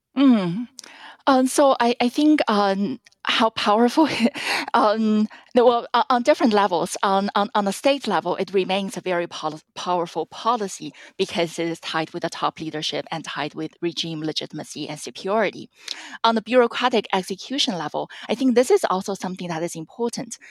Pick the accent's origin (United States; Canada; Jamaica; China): China; central eastern China; moved away; And my hometown, I grew up in the medium-sized city in central eastern China.